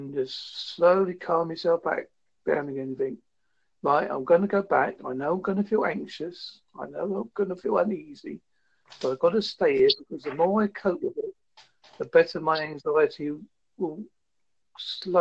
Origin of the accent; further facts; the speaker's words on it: United Kingdom; I'm from the UK.